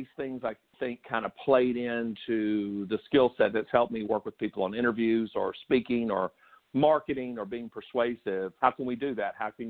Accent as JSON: {"language": "English", "town": "Dothan", "region": "Alabama", "country": "United States", "tie": "born or raised there", "said": "I grew up – we moved around a lot, but mainly in a town called Dothan, Alabama, which is in the southeast center of Alabama."}